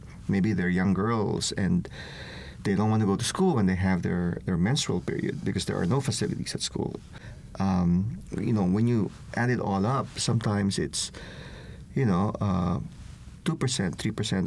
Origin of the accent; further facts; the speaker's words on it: Philippines; now in United States; I'm originally from the Philippines